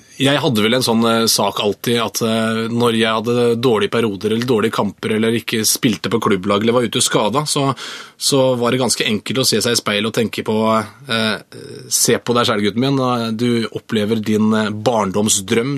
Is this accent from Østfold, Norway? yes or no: yes; Moss, Østfold, Norway; also born or lived in Sarpsborg; Jeg er østfolding, men jeg er også mossing.